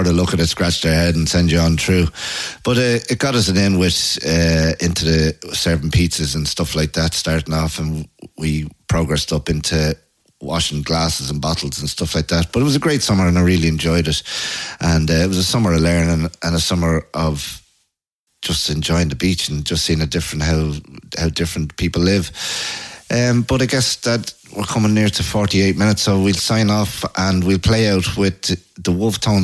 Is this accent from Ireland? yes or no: yes; Ireland; also born or lived in Lucan; from Ireland.